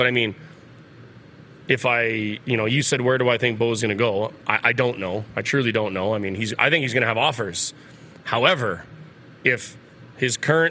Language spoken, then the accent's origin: English; Regina, Saskatchewan, Canada; moved away as an adult; now in Calgary, Canada; growing up in Regina